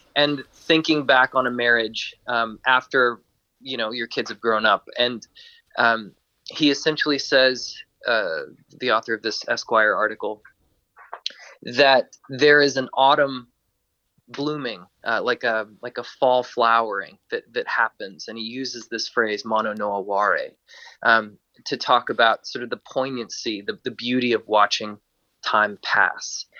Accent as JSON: {"language": "English", "region": "Georgia", "country": "United States", "said": "I'm from Georgia in in the U.S."}